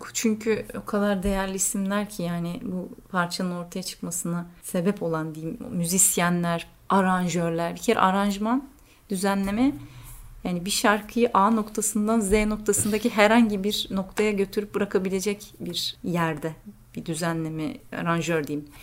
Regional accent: Turkey; now in Athens, Greece; Evet diyorum Türk'üm

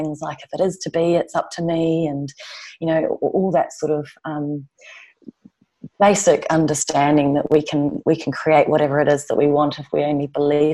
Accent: New Zealand; moved away as an adult; now in London, United Kingdom; I'm from New Zealand

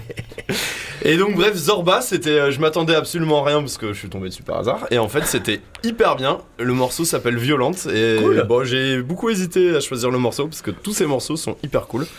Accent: Marseille, Provence-Alpes-Côte d'Azur, France; J'ai grandi à Marseille Centre.

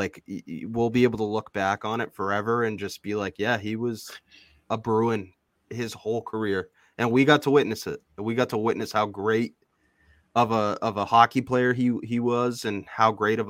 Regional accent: Boston, Massachusetts, United States; you know, I think about how lucky that, you know, we are to be from Massachusetts. from the Boston area.

